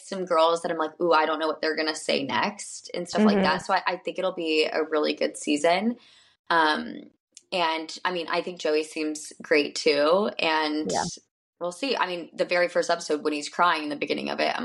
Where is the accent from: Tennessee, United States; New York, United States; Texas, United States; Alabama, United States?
Alabama, United States; Birmingham; I'm from Alabama